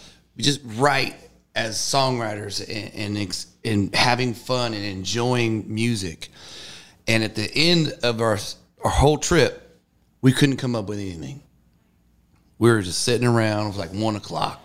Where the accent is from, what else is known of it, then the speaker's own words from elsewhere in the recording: Northern California, United States; I grew up in Northern California